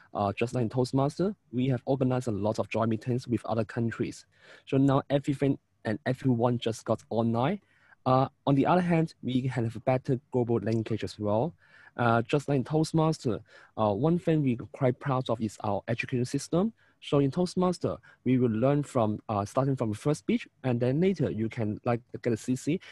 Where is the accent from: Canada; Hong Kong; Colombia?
Hong Kong; from Hong Kong